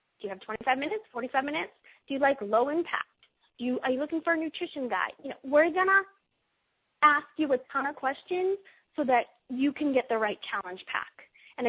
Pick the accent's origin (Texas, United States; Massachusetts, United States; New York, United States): Massachusetts, United States; Boston; I'm a mom from Boston, Massachusetts, in case you haven't heard my accent come out a few times in this call